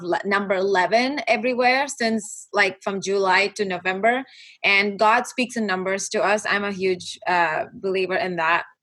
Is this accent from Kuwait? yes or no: yes; Kuwait; moved away as an adult; also born or lived in Dallas, United States; now in Los Angeles, United States; I was born and raised in Kuwait. And I moved from Kuwait to Dallas when my husband and I got married. And then we moved